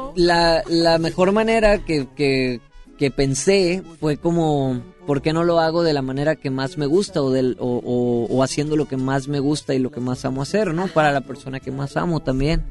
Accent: Guasave, Sinaloa, Mexico; soy de Guasave, Sinaloa.

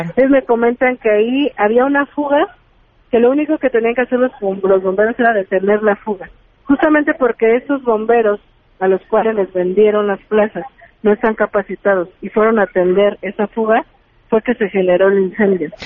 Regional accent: Iztacalco, Mexico City, Mexico; yo soy habitante de Iztacalco

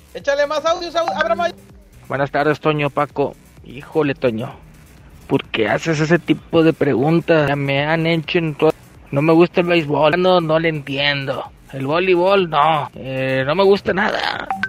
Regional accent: Tampico, Tamaulipas, Mexico; moved away; cuando estaba en mi tierra natal Tampico

